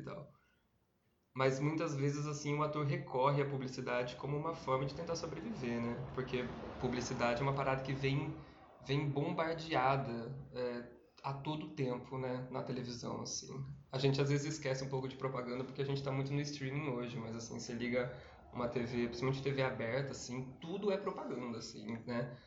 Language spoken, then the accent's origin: Portuguese; Campinas, São Paulo, Brazil; eu tenho 30 anos, eu sou de Campinas